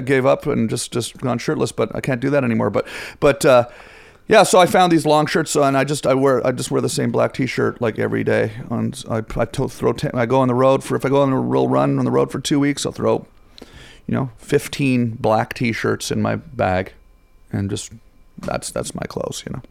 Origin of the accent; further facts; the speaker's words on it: Ottawa, Ontario, Canada; moved away; I'm from Ottawa.